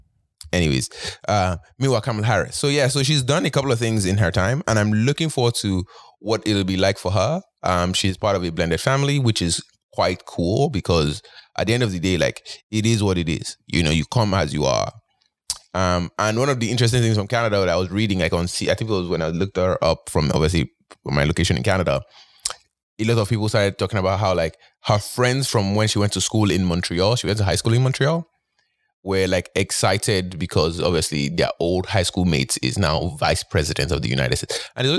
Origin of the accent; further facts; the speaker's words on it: Nigeria; oh, I'm from Nigeria.